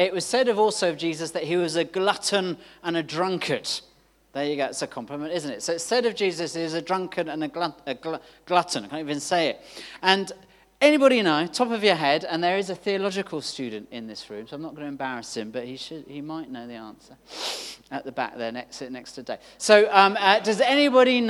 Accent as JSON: {"language": "English", "region": "London", "country": "United Kingdom", "tie": "born or raised there", "said": "I grew up in London"}